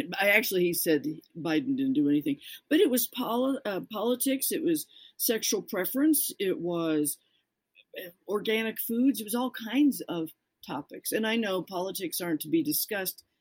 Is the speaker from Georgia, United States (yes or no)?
no; Colorado, United States; I'm from Colorado